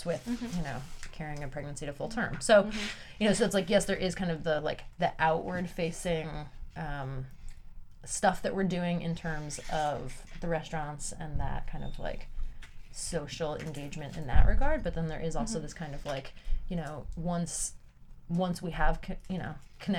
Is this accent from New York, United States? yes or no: yes; New York, United States; I grew up in New York